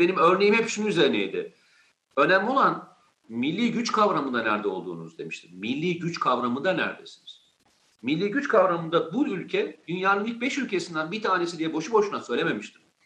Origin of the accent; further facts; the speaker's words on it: Turkey; İyi ki bu ülkede doğmuşum, bu iyi ki bu ülkenin vatandaşıyım